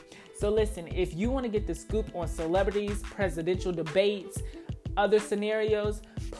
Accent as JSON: {"language": "English", "town": "Richmond", "region": "Virginia", "country": "United States", "said": "I am 20 years old. I'm from Richmond, Virginia."}